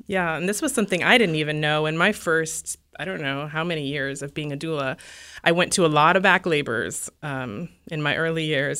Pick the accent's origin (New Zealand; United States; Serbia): United States; Alaska; I'm from Alaska, and I don't know, people there are sort of D